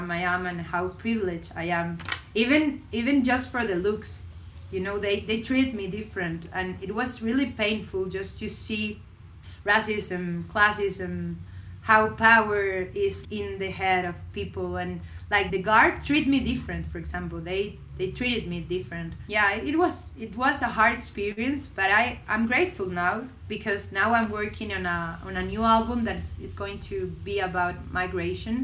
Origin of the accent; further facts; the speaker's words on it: Venezuela; moved away as an adult; I come from Venezuela and I grew up in a really crazy country with a dictatorship